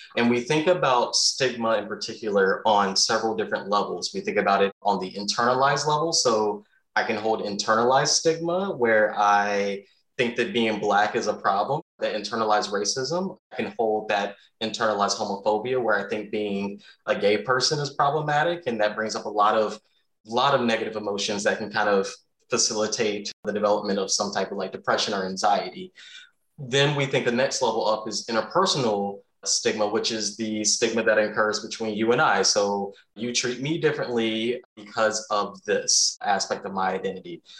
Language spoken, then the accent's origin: English; the South, United States; moved away; remember in the South